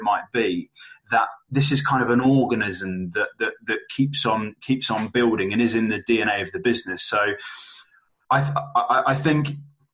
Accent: London, United Kingdom; now in Manchester, United Kingdom; I'm based in Manchester, but I'm originally from London

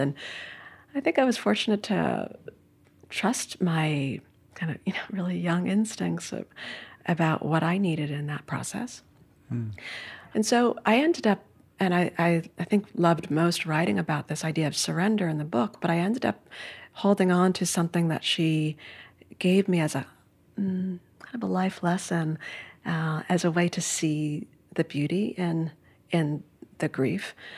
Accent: New York City, New York, United States; I grew up in Midtown Manhattan

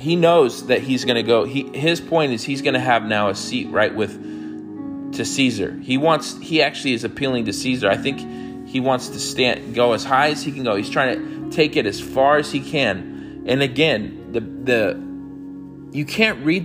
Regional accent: United States; I'm an American

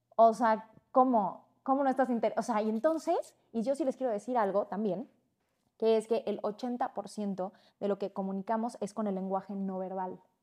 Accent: Cancún, Quintana Roo, Mexico; Yo crecí en Cancún.

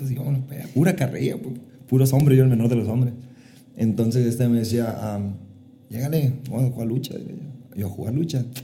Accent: Hermosillo, Sonora, Mexico; Yo, originario 100% de Hermosillo, Sonora.

